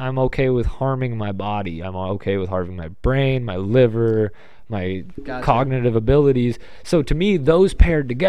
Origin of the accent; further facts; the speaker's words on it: Lexington, Kentucky, United States; my hometown of Lexington, Kentucky